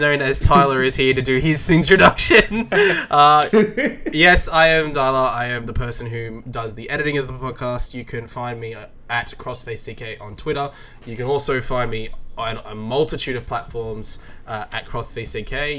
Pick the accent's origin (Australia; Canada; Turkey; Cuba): Australia; as an Australian